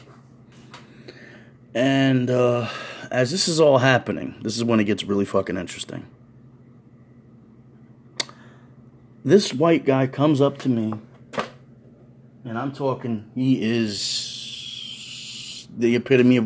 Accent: New York City, New York, United States; a New Yorker

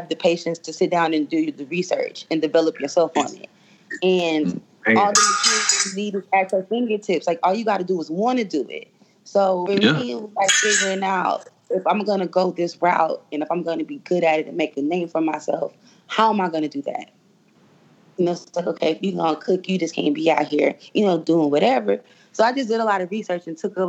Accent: Duncanville, Texas, United States; moved away as an adult; now in Houston, United States; I was born and raised in Duncanville. I came to Houston in 2007

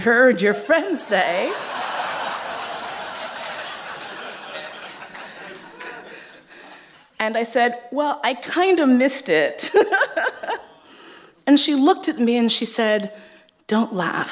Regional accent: New York City, New York, United States; I grew up in Manhattan, in East Harlem

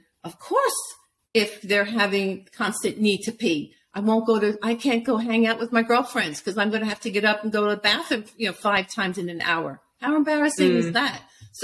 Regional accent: New York City, New York, United States; I'm from Brooklyn

